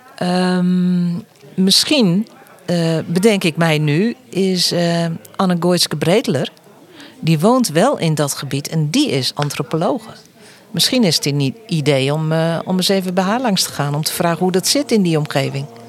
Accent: southwest Friesland, Netherlands; Ik kom uit het zuidwesten van Friesland

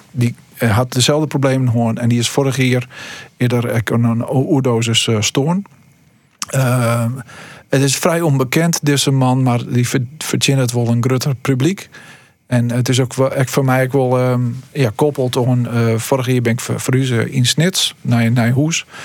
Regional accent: Stiens, Friesland, Netherlands; born or raised there; also born or lived in Hillegom, South Holland

